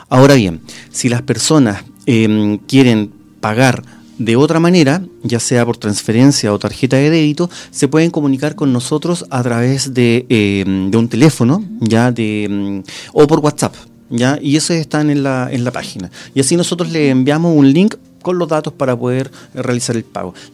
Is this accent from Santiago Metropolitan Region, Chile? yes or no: no; Rancagua, O'Higgins, Chile; ya yo soy de Rancagua.